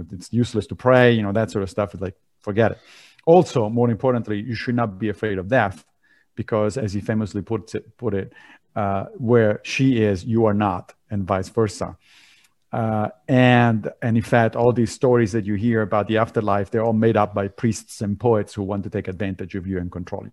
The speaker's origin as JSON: {"language": "English", "town": "Rome", "region": "Lazio", "country": "Italy", "tie": "born or raised there", "moved": "yes", "said": "I grew up in Italy, in Rome"}